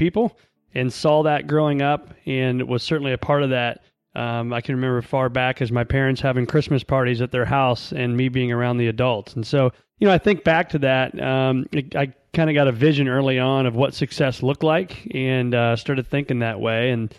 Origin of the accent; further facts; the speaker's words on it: Illinois, United States; I was born in a small town, born and raised in Northern Illinois, and then actually raised in central part of Illinois.